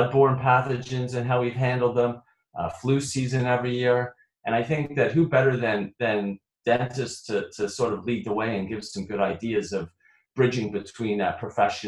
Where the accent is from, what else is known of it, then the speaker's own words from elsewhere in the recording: Toronto, Ontario, Canada; now in Illinois, United States; I'm originally from Toronto.